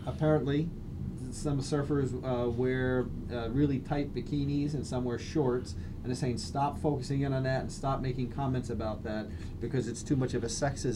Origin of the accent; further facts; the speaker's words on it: Florida, United States; I'm from Florida, so Florida State and Florida A&M are in the same city